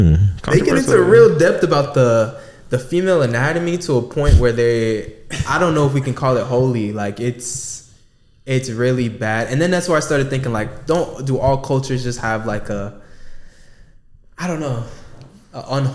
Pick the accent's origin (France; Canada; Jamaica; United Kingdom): Jamaica; I'm Jamaican.